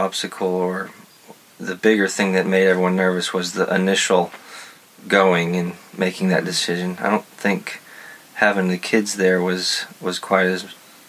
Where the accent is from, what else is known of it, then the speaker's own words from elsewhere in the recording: West Texas, United States; moved away; I grew up in West Texas, so I'm used to some hot heat